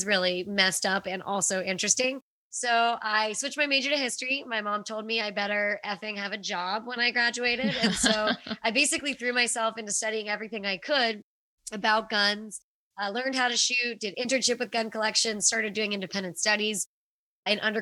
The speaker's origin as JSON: {"language": "English", "town": "Pittsburgh", "region": "Pennsylvania", "country": "United States", "said": "I'm from Pittsburgh"}